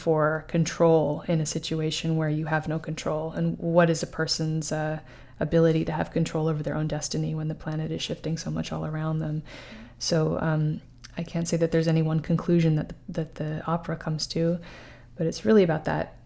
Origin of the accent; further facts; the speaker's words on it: New York City, New York, United States; I was raised in Manhattan